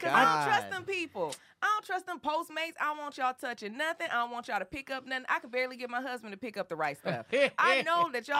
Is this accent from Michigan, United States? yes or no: yes; Michigan, United States; I'm from Michigan, and I'm raised by Southerners